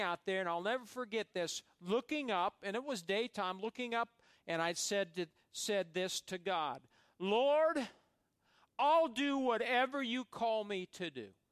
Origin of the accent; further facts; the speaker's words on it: Fairbury, Nebraska, United States; where I grew up in Fairbury, Nebraska